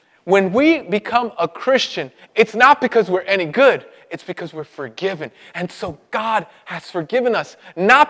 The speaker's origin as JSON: {"language": "English", "town": "New York City", "region": "New York", "country": "United States", "tie": "born or raised there", "said": "I grew up in Brooklyn, and when Brooklyn was real bad. In the 80s"}